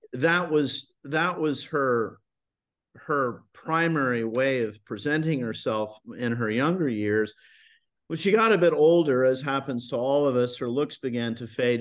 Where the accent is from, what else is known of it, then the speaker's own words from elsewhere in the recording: Highland Park, Texas, United States; moved away as an adult; also born or lived in Boston / Vienna, Austria; I grew up in Highland Park